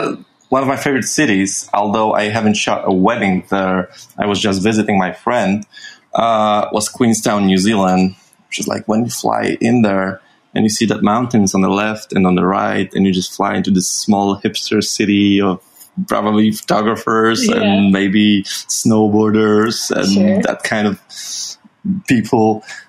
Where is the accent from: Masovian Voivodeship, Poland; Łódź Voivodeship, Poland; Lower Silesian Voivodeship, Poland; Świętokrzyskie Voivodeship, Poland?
Masovian Voivodeship, Poland; Warsaw; I was born and raised in Warsaw, so that's the capital of Poland.